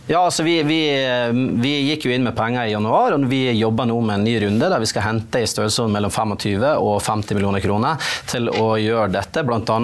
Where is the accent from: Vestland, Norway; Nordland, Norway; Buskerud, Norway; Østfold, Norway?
Nordland, Norway; der jeg kommer fra, i Øyfjellet, der har du en svær vindpark